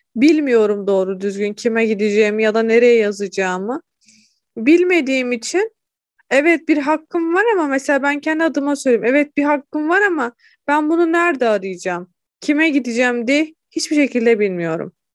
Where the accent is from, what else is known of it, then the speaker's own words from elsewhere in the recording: Hatay, Turkey; moved away as an adult; also born or lived in Kırşehir; Memleketime geri döndüm.